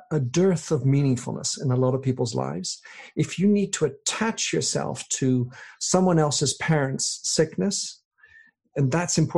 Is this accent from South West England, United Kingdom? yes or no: yes; South West England, United Kingdom; also born or lived in Belgium / France; I was born in Belgium, then we moved to France, and then we moved to England, and then I get sent as a seven year old, just turned eight, to boarding school.